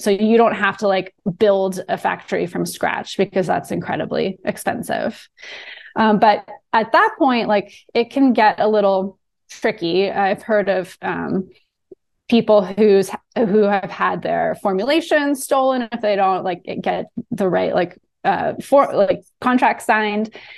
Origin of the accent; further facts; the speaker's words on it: Southern California, United States; moved away as an adult; also born or lived in New Orleans; I am from Southern California.